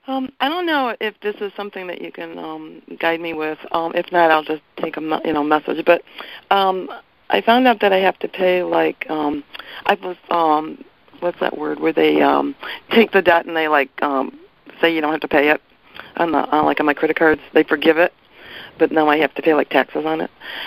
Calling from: Portland, Oregon, United States; from Portland, Oregon.

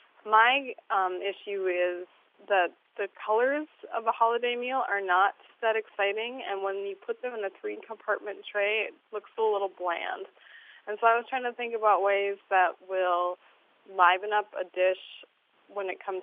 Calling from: Bemidji, Minnesota, United States; I'm calling from Bemidji, Minnesota.

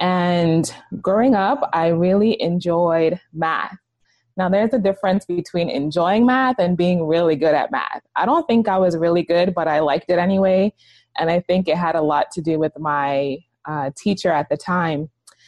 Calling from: Hyattsville, Maryland, United States; I am calling from right outside of Washington, D.C. in Hyattsville, Maryland.

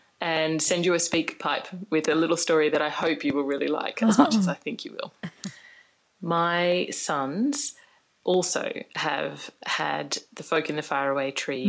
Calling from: Brisbane, Queensland, Australia; I'm calling from Brisbane. I'm an outer rectum from Brisbane.

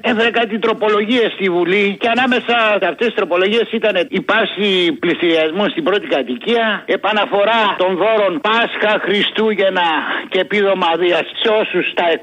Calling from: Egaleo, Attica, Greece; Γεια σου φίλε Αποστόλη … από το Εγάλεο, είμαι φίλε μου.

